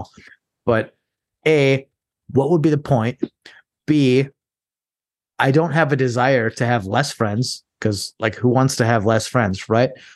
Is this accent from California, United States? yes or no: no; Minnesota, United States; a conservative from Minnesota, so I'm a conservative in a blue state.